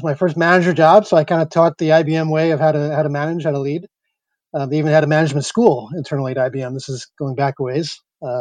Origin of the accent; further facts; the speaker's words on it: East Coast, United States; moved away as an adult; also born or lived in New York / Silicon Valley; I grew up in the East Coast